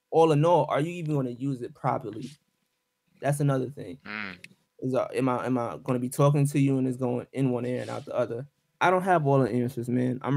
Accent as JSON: {"language": "English", "town": "Brooklyn", "region": "New York", "country": "United States", "tie": "born there", "said": "Oh, you from BK? I was born in Brooklyn, so that's"}